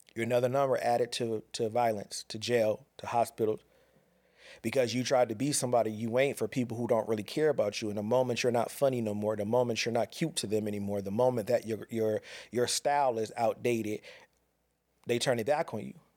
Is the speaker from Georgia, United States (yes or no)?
no; Pasadena, California, United States; born or raised there; moved away